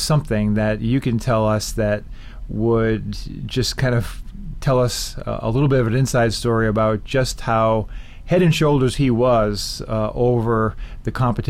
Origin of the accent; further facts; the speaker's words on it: Boston, Massachusetts, United States; as a kid growing up in Boston, in the Boston area